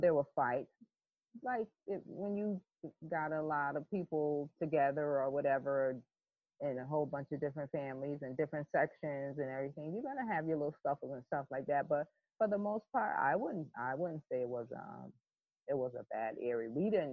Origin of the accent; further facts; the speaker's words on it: Hartford, Connecticut, United States; I grew up in a project called Bellevue Square, which is no longer called that now, in mid-50s, so I'm dating myself, mid-50s in the Hartford, Connecticut territory.